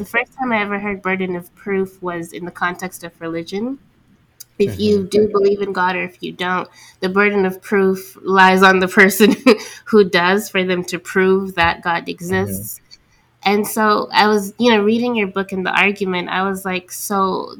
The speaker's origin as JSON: {"language": "English", "region": "Abu Dhabi", "country": "United Arab Emirates", "tie": "born or raised there", "also_born_or_lived": "Senegal", "said": "I grew up in Abu Dhabi in the Middle East, and of course I was never, failed to remind it that you are still Senegalese by all means necessary. And every time I would go back to Senegal"}